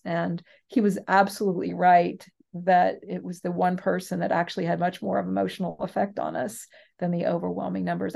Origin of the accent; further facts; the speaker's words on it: West Coast, United States; I'm from the West Coast